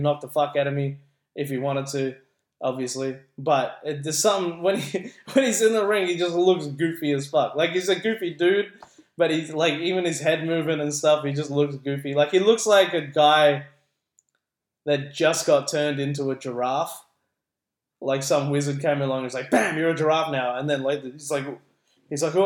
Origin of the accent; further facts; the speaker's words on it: Philippines; now in Australia; as a Filipino